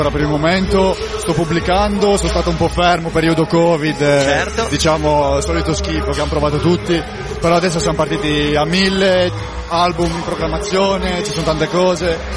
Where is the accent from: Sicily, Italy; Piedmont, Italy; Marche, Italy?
Piedmont, Italy; Costigliole d'Asti; o 22 22 anni e vengo da Costigliole Tasti.